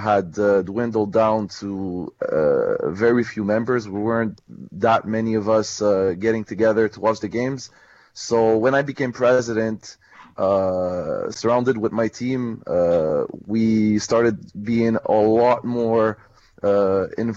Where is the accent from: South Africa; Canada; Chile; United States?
Canada; Montreal, Quebec; people such as myself who were born in Montreal